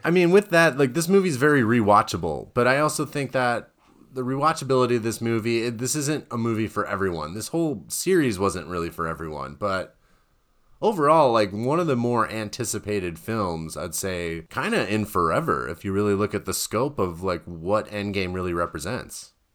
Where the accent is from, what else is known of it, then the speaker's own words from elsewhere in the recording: Wisconsin, United States; moved away; I grew up in Wisconsin